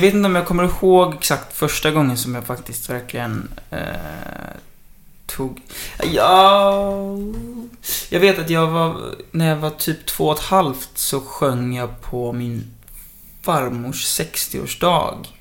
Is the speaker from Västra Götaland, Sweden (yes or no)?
no; Kullavik, Halland County, Sweden; also born or lived in Kungsbacka; Alltså jag kommer både från Kungsbacka och Kullavik, men jag har nästan hängt mest i Kullavik